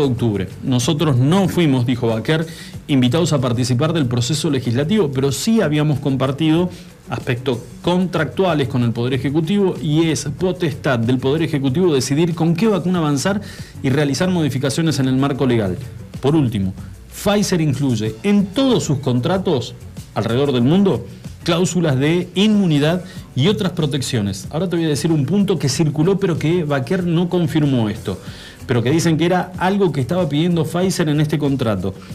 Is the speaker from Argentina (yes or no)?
yes; Argentina; como argentinos